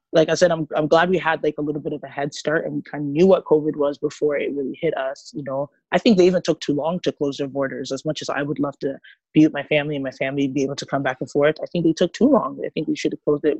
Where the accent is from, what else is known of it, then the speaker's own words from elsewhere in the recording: Nigeria; now in Toronto, Canada; I grew up as a Nigerian in a Pentecostal church